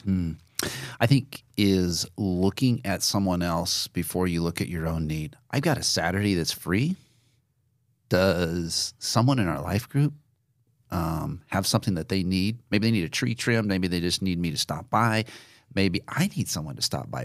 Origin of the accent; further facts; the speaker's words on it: Nebraska, United States; I had never been outside of a contiguous state of Nebraska